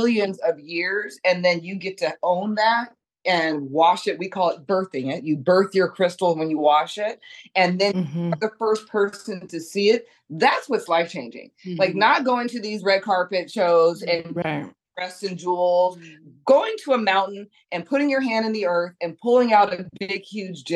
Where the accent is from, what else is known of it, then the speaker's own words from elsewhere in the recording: Monterey, California, United States; moved away as an adult; also born or lived in Washington, D.C. / New York City / Los Angeles; I'm from Monterey, California.